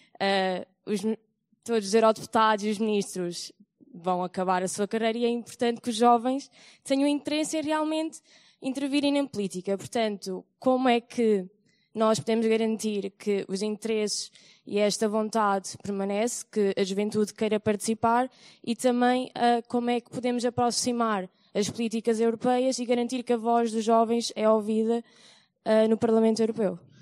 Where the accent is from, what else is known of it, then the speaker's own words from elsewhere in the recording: Tavira, Algarve, Portugal; moved away as an adult; now in Lisbon, Portugal; sou do Algarve, Tavira, mas estou a estudar aqui em Lisboa